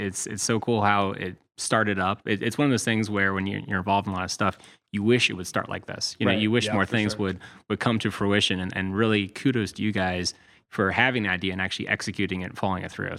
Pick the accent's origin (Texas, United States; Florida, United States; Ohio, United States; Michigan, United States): Ohio, United States; Cincinnati; moved away as an adult; now in Toledo, United States; So originally, I grew up in Cincinnati. I came up to UT to go to college.